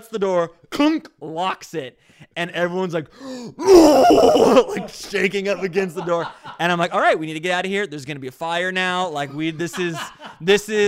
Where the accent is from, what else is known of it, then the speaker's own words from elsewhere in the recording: Orange County, California, United States; growing up in Orange County